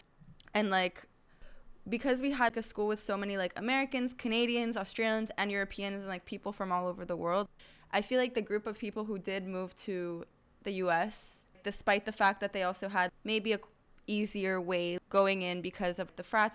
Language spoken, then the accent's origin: English; Thailand; English is a second language; now in Israel; they were all from Florida, and I was from Thailand